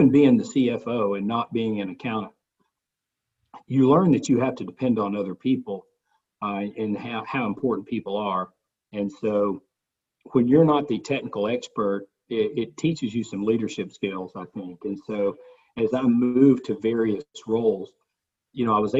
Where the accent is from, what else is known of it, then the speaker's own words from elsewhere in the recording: Cleveland, Tennessee, United States; also born or lived in Oxford, Mississippi / West Point, Mississippi; now in Knoxville, United States; I grew up in East Tennessee, grew up in Cleveland and Bradley County